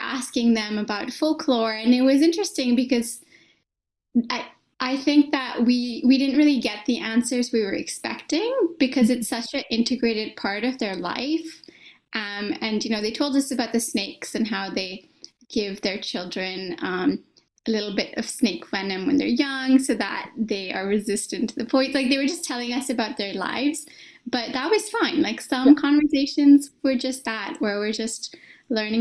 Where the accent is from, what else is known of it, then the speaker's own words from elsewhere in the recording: Karachi, Sindh, Pakistan; moved away as an adult; now in Canada; we grew up in Karachi and we moved to Canada in 2014 when I was 19